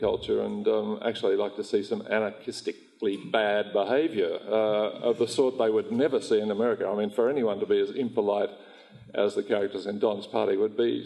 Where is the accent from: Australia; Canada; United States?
Australia; I am Australian